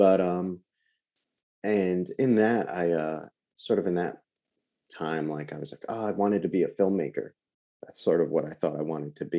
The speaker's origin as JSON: {"language": "English", "area": "Long Island", "region": "New York", "country": "United States", "tie": "born or raised there", "said": "I'm from New York, Long Island originally, born and raised"}